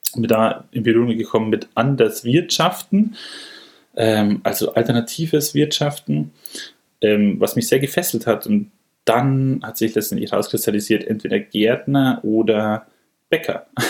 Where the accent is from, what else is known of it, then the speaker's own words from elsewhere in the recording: Munich, Bavaria, Germany; also born or lived in Freiburg; ich komme aus dem Münchner Norden